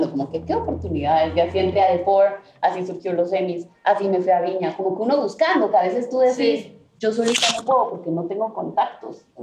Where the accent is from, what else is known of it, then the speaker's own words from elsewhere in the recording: Colombia; now in Los Angeles, United States; me acordé ese feeling de cuando me vine también de Colombia a Los Ángeles y empecé